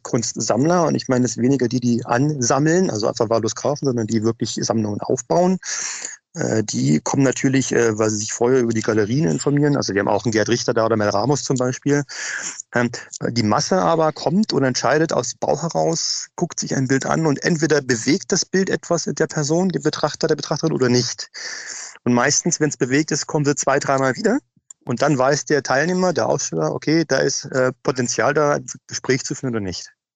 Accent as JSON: {"language": "German", "region": "Berlin", "country": "Germany", "tie": "born or raised there", "moved": "as an adult", "lives_now": "Munich, Germany", "said": "Als Berliner bin ich aufgewachsen mit Off-Locations ohne Ende"}